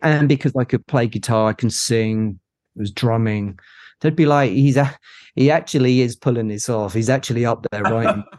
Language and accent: English; Cambridge, East of England, United Kingdom; I'm from Cambridge